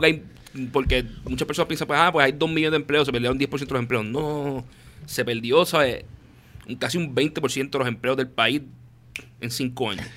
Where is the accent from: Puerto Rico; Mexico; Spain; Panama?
Puerto Rico; me duele como puertorriqueño